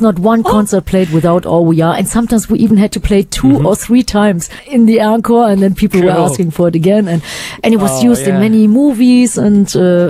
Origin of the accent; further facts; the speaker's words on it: Düsseldorf, North Rhine-Westphalia, Germany; we celebrated in Germany, my hometown Düsseldorf